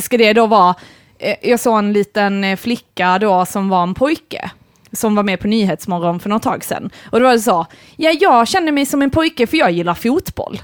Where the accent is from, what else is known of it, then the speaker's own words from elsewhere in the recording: Malmö, Skåne, Sweden; jag växte upp i Malmö och är på Bulltofta eh, där Kirseberg, Bulltoftaområdet